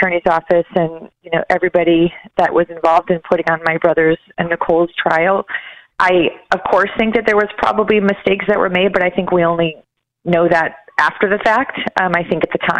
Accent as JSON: {"language": "English", "town": "Chicago", "region": "Illinois", "country": "United States", "tie": "born or raised there", "said": "We grew up in Chicago"}